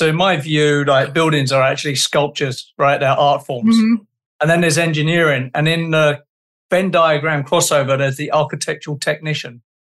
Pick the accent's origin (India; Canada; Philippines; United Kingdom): Canada; I'm Canadian